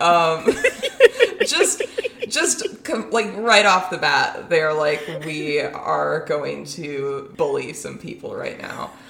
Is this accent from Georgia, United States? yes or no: no; Omaha, Nebraska, United States; those of us from Omaha